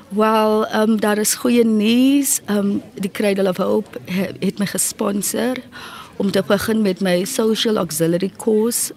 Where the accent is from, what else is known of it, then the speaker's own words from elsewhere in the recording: Cape Town, Western Cape, South Africa; So ek kom van die Cape Flats af